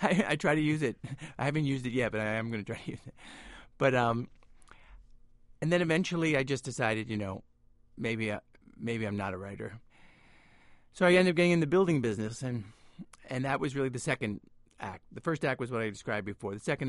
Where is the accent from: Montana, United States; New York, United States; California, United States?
New York, United States; New York City; The Bronx is my hometown.